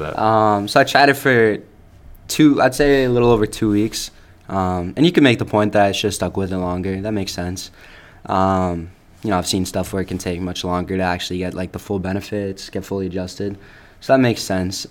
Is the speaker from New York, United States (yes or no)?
no; Upton, Massachusetts, United States; also born or lived in Cayman Islands; I grew up in Upton, Mass, my whole life.